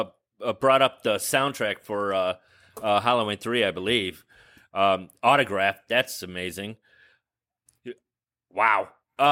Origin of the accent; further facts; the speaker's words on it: Ireland; And I'm Irish